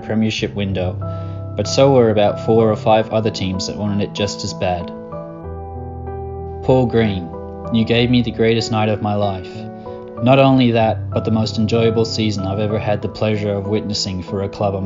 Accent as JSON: {"language": "English", "country": "Australia", "tie": "born or raised there", "also_born_or_lived": "Ireland", "said": "Irish born to Irish parents, but I grew up in Australia"}